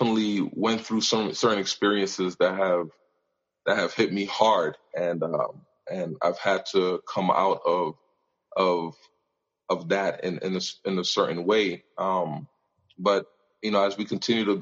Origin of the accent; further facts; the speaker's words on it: New York, United States; moved away as an adult; also born or lived in Montreal, Canada / Michigan, United States / Indiana, United States; now in Calgary, Canada; I was born in Montreal, but I grew up in New York and spent most of my life there